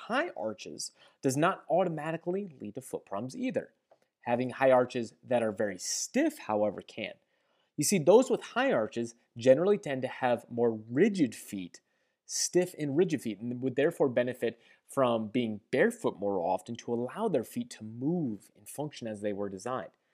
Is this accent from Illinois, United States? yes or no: no; St. Louis, Missouri, United States; I'm from Saint Louis, we have the Saint Louis Gateway Arch.